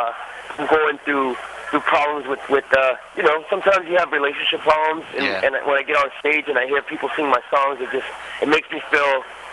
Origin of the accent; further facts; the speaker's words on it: Rosemead, California, United States; also born or lived in East Los Angeles, California; No, I lived in East L.A. for like a couple of years, and then I moved to Rosemead, California.